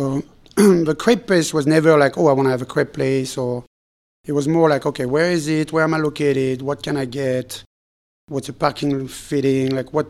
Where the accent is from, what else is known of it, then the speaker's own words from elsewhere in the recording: Philadelphia, Pennsylvania, United States; now in St. Petersburg, United States; because I was from Philadelphia, which was a different crowd, different customer base